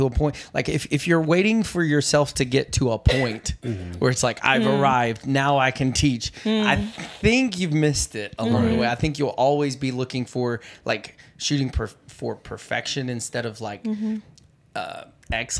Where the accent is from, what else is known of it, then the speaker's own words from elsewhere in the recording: the South, United States; I grew up in the South, and we said britches